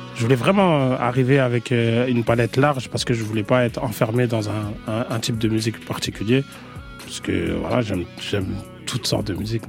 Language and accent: French; France; also born or lived in Senegal; je suis français, enfin, je suis vu comme français là-bas.